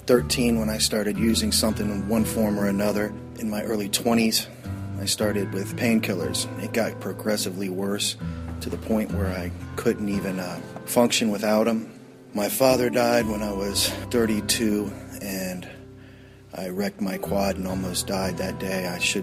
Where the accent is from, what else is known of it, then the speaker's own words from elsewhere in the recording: Columbus, Ohio, United States; from Columbus, Ohio. I grew up in Clintonville, one of eight kids. I had a strong Catholic Irish family.